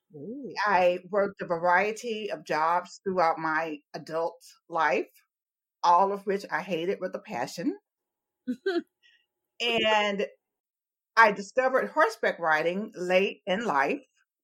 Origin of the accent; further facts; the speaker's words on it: Talladega, Alabama, United States; moved away; also born or lived in Berkeley, California; I was born and raised in Talladega, Alabama.